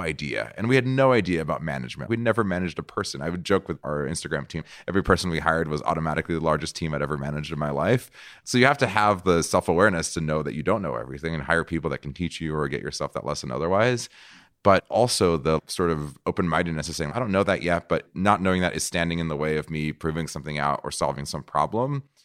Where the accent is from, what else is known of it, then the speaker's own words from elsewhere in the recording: Brazil; moved away; also born or lived in San Francisco; I'm from Brazil. Brazil